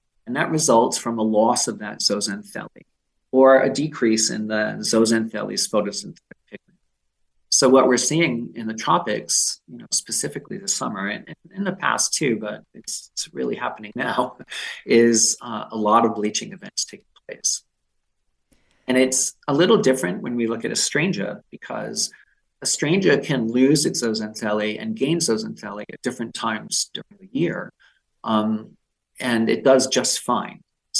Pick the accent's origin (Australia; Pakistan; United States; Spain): United States; Massachusetts; So for me, I'm local. I grew up in Massachusetts and I spent a lot of time on the beaches in Rhode Island.